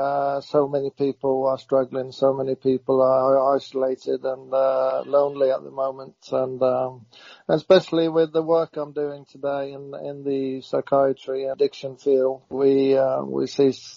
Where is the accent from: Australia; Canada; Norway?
Norway; born or raised there; moved away